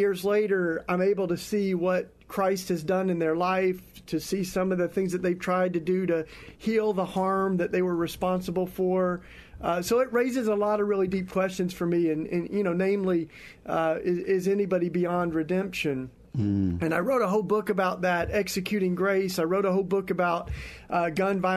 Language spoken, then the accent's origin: English; East Tennessee, United States; I grew up in the Bible Belt in East Tennessee